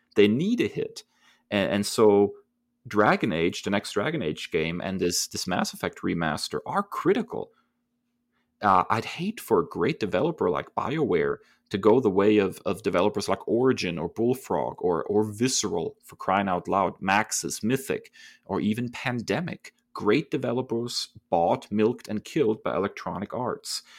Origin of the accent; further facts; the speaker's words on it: Germany; Growing up in Germany